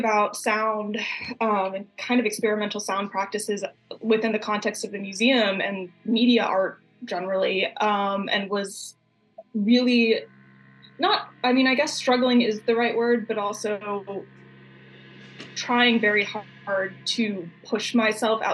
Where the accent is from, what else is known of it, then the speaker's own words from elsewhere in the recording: Texas, United States; now in Chicago, United States; I'm from Texas